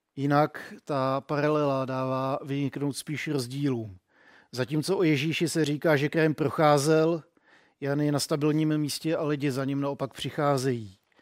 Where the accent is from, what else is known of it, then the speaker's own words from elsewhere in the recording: Czechia; jsem byl hrozně hrdý na to, že jsem Čech